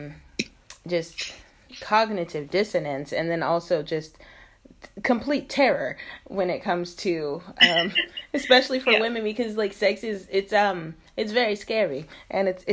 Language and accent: English; the South, United States; moved away as an adult; now in China; I grew up in the South where people got married very early